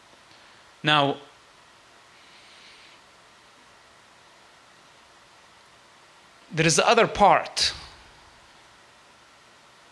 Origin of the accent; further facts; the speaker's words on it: West Bank, Palestine; I grew up and I was born in the West Bank